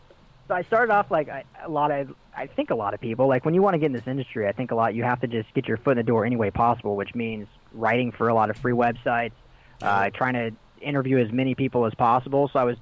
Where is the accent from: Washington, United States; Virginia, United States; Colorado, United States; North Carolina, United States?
Colorado, United States; Denver; also born or lived in Pasadena, California; now in Los Angeles, United States; I'm from Denver originally.